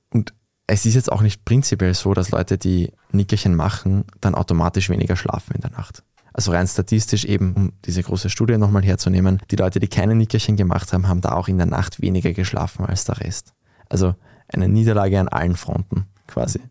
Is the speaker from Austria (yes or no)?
yes; Austria; Bei uns in Österreich